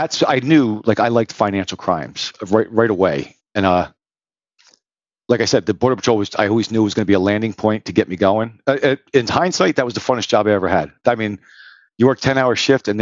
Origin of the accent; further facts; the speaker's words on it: New Jersey, United States; I grew up in New Jersey, been here the whole time except for the little bit of time I spent on the border.